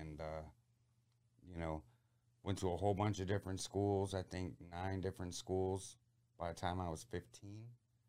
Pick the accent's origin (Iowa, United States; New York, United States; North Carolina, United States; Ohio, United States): Ohio, United States; Port Clinton; And, I grew up somewhat in the Port Clinton area, which is, by Put-in Bay and Lonses and Middle Bass.